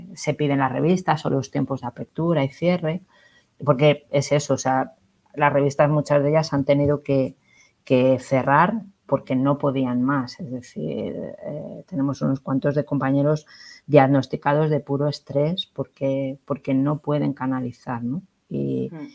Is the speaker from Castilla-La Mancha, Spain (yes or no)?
yes; Cuenca, Castilla-La Mancha, Spain; era en Cuenca, en mi tierra